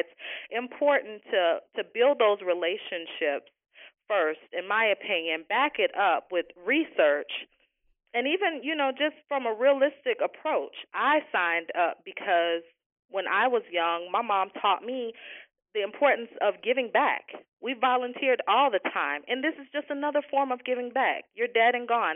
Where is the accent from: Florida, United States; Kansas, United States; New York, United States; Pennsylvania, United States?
Florida, United States; I'm a Floridian, born and raised here